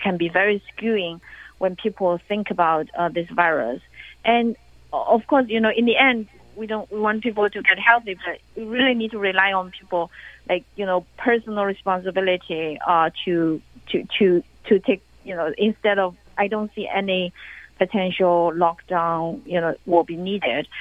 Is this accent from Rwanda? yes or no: no; China; now in United States; in my hometown, you know, the, every day uh, the uh, every neighborhood have have a government official